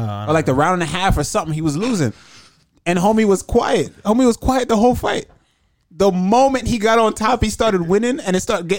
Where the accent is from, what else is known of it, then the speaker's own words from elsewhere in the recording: Jamaica; I'm black and I'm from Jamaica.